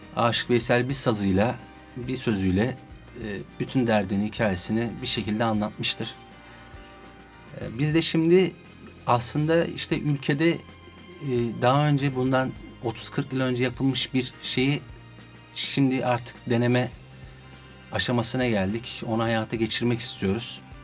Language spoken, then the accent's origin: Turkish; Adana, Turkey; now in Istanbul, Turkey; doğma büyüme Adanalıyım